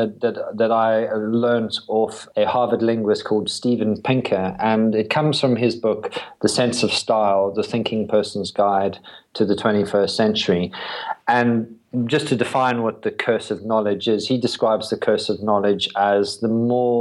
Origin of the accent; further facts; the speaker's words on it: South Africa; moved away as an adult; also born or lived in London, United Kingdom / Brighton, United Kingdom; now in United Kingdom; I was born in South Africa.